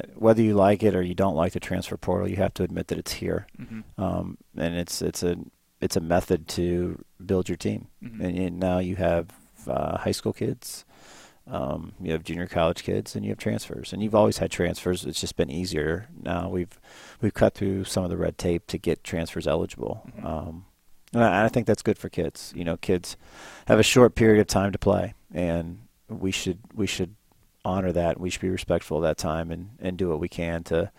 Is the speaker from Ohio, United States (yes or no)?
yes; Northeast Ohio, United States; moved away; I grew up in the Northeast Ohio area